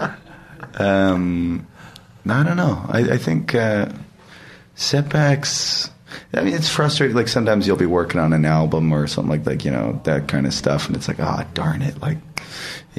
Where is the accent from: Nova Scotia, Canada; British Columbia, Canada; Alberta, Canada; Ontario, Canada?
Alberta, Canada; Edmonton; nobody came to my hometown